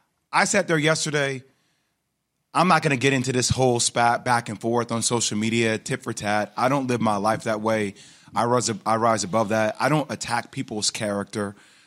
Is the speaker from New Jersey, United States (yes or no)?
yes; New Jersey, United States; You guys have known I'm from Jersey.